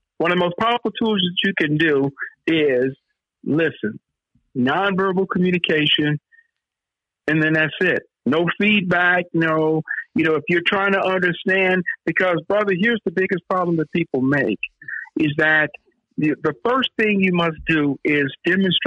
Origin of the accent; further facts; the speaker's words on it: Oakland, California, United States; I'm from the Oakland side